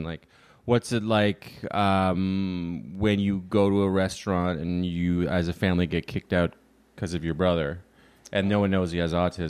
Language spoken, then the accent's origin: English; Canada; moved away as an adult; now in United States; here's the thing about being Canadian is I don't think there's any two countries that are more similar.